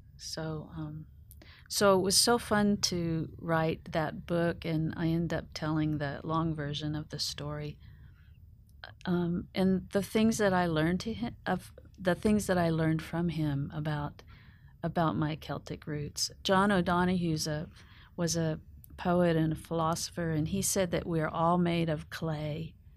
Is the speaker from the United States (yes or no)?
yes; Oklahoma, United States; now in Nashville, United States; growing up on the Oklahoma Plains, it's, uh, it's in my bones